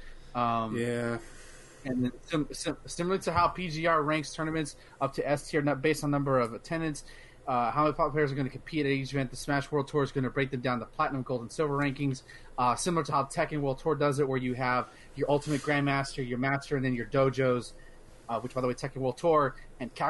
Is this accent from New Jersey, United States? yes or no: no; Austin, Texas, United States; within my hometown